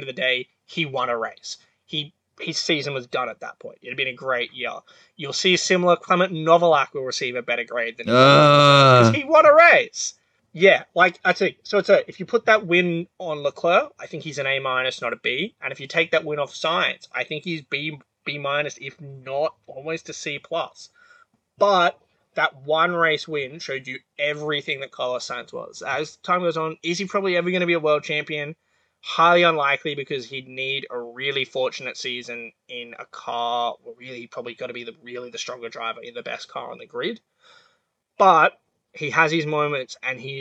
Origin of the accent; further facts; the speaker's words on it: Australia; I was just as an Australian